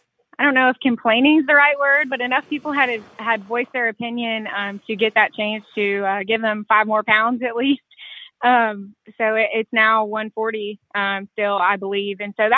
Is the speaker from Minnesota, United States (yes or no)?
no; Ohio, United States; I grew up in Ohio